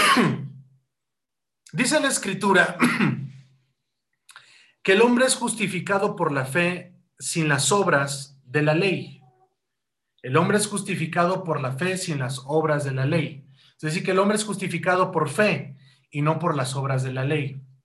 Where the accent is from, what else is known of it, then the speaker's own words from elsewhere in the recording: Mexico; nosotros como cristianos y como mexicanos